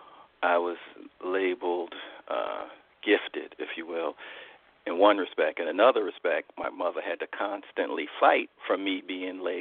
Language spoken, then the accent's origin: English; New York City, New York, United States; I grew up in public housing in New York, in the Astoria Housing Projects in Queens